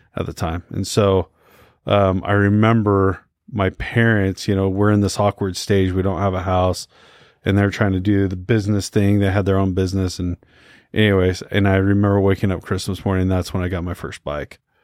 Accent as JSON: {"language": "English", "region": "Utah", "country": "United States", "tie": "born or raised there", "also_born_or_lived": "Houston, Texas", "said": "I was born here in Utah"}